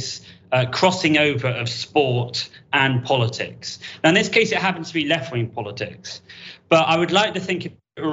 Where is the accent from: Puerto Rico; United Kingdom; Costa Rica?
United Kingdom; I'm actually European, I'm from Britain